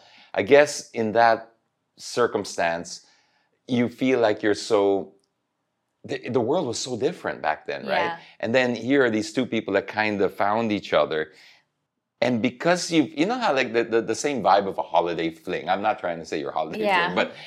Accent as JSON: {"language": "English", "country": "Philippines", "said": "Because, yes, I'm from the Philippines, but I'm based out and I just got stuck."}